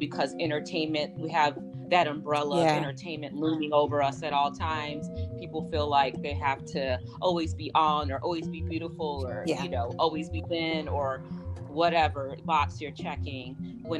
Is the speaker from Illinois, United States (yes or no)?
yes; Chicago, Illinois, United States; I'm from Chicago